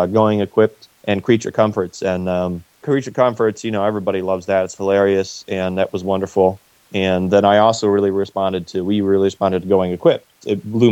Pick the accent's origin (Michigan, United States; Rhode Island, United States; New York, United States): Michigan, United States; Ann Arbor; So we grew up in Ann Arbor, Michigan, which is a little college town.